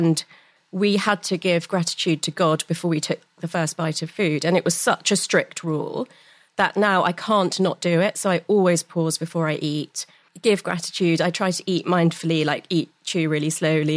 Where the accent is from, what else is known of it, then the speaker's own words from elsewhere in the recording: London, United Kingdom; I grew up in North London, had all the meditation and yoga and chanting and incense at home